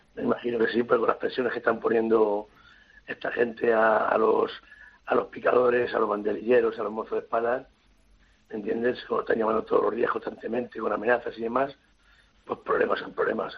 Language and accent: Spanish; Villaseca de la Sagra, Castilla-La Mancha, Spain; soy alcalde de mi pueblo